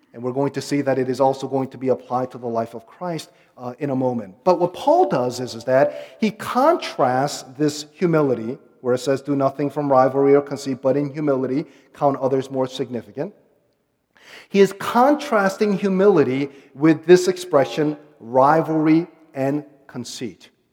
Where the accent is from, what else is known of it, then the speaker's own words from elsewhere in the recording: United States; accent: American; also born or lived in Korea; I'm uh, ethnically Korean, so I'll be spending uh, five weeks with my family in Korea. And I'm going to be an outsider there because I'm somewhat bilingual, and they'll make fun of my American accent